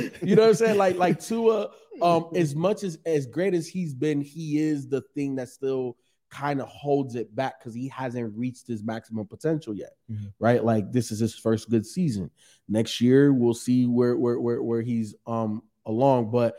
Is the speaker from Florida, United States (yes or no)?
yes; Miami, Florida, United States; I'm from Miami.